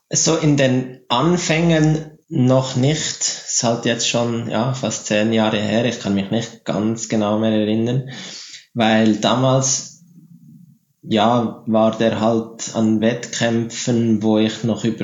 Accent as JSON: {"language": "German", "town": "Frutigen", "region": "Bern", "country": "Switzerland", "tie": "born or raised there", "said": "Frutigen, da wo ich aufgewachsen bin, hat man nach der Flugschule einen ziemlich guten Anschluss mit dem, mit dem lokalen Club."}